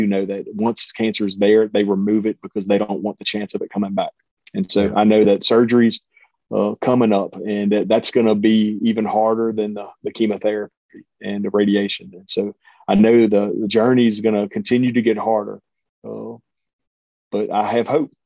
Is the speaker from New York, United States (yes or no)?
no; Cajun, Louisiana, United States; I'm a Cajun